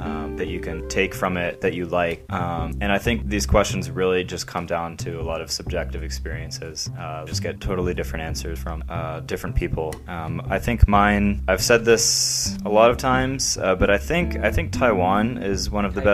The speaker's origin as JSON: {"language": "English", "country": "United States", "said": "I'm from the United States"}